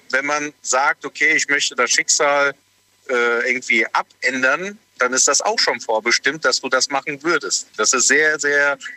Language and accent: German; Bingen, Rhineland-Palatinate, Germany; Aus Bingen.